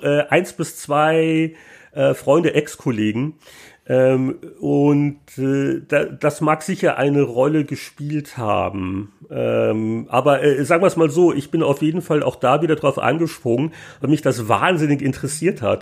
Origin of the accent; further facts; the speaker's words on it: Munich, Bavaria, Germany; moved away as an adult; also born or lived in San Francisco Bay Area / Vancouver / Nuremberg; ich bin halt in, in München aufgewachsen, auch beruflich